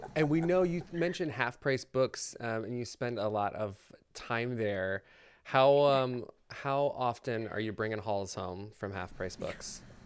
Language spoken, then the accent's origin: English; Maryland, United States; moved away; I'm originally from Maryland, and the Ren Fair there was huge